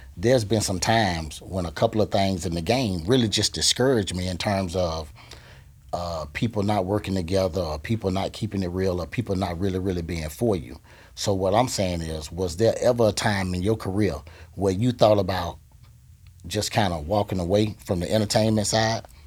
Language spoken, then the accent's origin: English; Gainesville, Florida, United States; now in Tampa Bay, United States; I tell people I'm from Gainesville